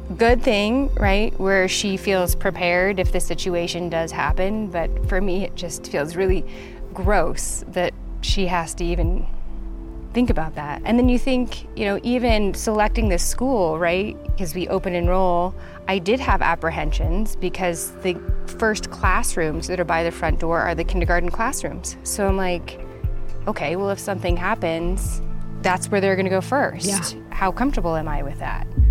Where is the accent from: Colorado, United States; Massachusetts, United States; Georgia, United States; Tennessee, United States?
Colorado, United States; Littleton; I grew up in Littleton, Colorado